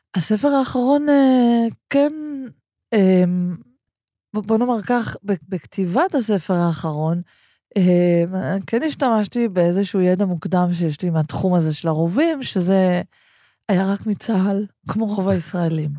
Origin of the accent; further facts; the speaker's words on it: Ganei Tikva, Central District, Israel; הרבה חוויות מהספרייה הציבורית בגני תקווה, שם גדלנו